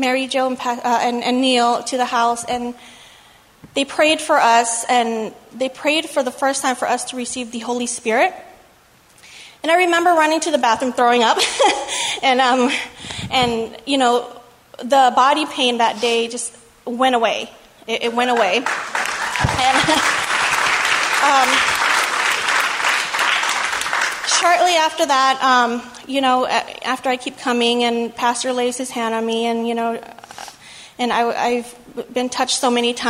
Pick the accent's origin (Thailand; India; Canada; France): Thailand; moved away; My family, they're all Buddhists, and we're from Thailand